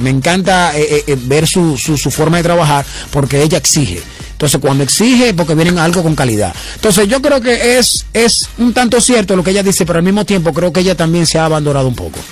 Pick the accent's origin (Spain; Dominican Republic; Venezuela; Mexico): Dominican Republic; La Romana; yo soy de Romana